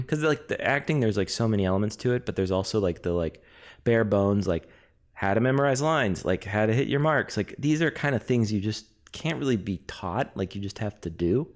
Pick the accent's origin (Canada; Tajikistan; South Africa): Canada; I'm Canadian, so I love hockey